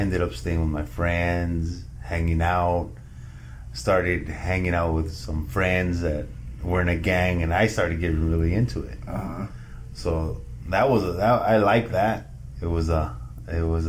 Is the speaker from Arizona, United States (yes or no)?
yes; Arizona, United States; I was born and raised in Arizona